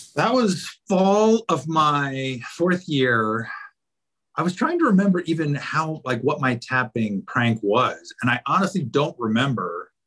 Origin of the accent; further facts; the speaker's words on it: Roanoke, Virginia, United States; moved away as an adult; now in Charlottesville, United States; growing up in Roanoke